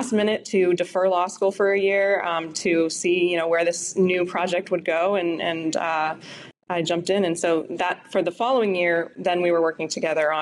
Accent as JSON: {"language": "English", "town": "Pittsburgh", "region": "Pennsylvania", "country": "United States", "said": "I come from Pittsburgh, where, you know, there's been a lot of union presence"}